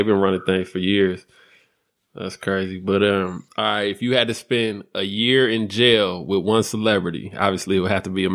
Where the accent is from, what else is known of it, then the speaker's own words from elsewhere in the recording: California, United States; I'm from Cali